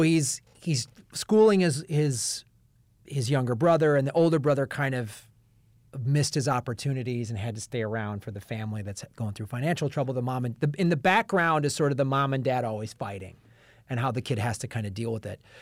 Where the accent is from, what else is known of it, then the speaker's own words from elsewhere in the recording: United States; as an American